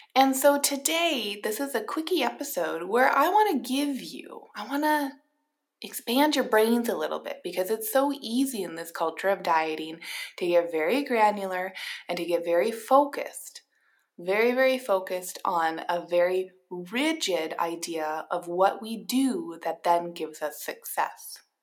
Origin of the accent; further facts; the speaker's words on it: Minnesota, United States; I am a Minnesotan